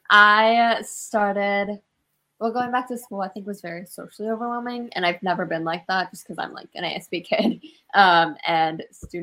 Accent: Washington, United States; I'm from Winville, Washington

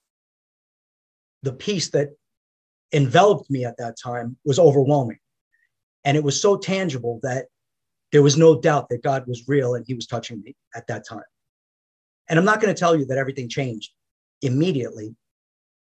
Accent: New York, United States; I grew up in New York in a traditional middle-class family, construction worker family

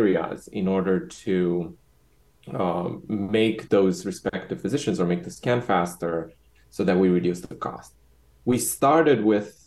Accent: Romania; moved away; also born or lived in Bucharest; I'm originally from Romania.

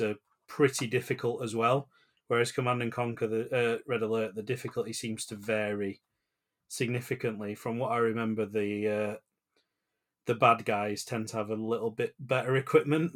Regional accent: United Kingdom; as the British

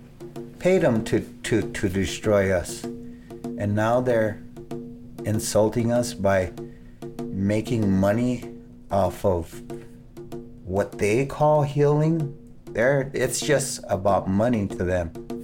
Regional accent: Pine Ridge, South Dakota, United States; I'm from Pine Ridge, South Dakota.

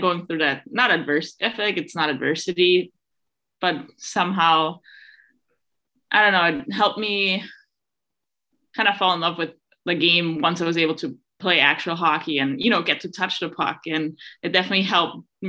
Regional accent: Innsbruck, Tyrol, Austria; moved away; back in Innsbruck, my hometown in Austria

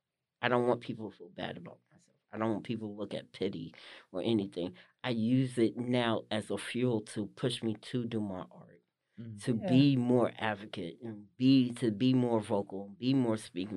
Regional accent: Livingston, New Jersey, United States; Well, I'm originally from Jersey, New Jersey. I was born and raised. Originally was born in Livingston, New Jersey. My family is from East Orange area, North area, Orange, that Northern Jersey area.

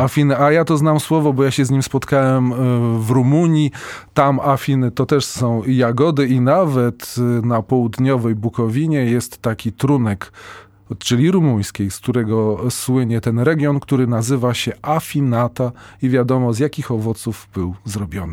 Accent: Briukhovychi, Lviv Oblast, Ukraine; accent: Lviv; z Brzuchowic, tak. a mi we Lwowie mówili, że kanadyjski akcent.

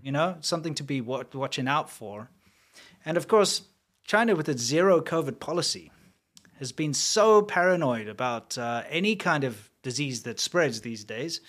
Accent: South Africa; moved away; I'm from South Africa

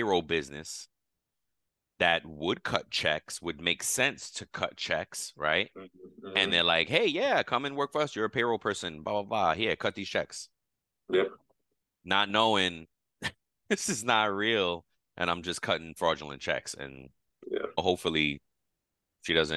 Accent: New York, United States; I'm a New Yorker

